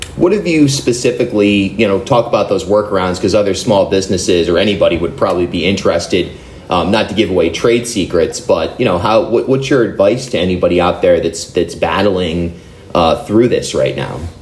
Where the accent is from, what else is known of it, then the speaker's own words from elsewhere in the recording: Rhode Island, United States; moved away as an adult; also born or lived in New York / Newport; I grew up in Rhode Island, but I moved to to Newport after 10 years in New York